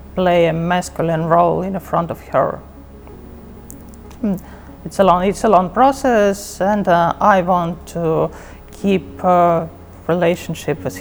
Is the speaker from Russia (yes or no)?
yes; Russia; I'm from Russia